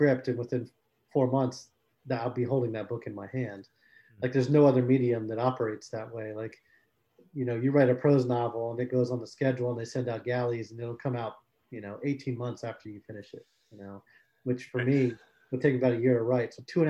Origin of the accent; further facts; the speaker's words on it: South Florida, United States; I grew up in South Florida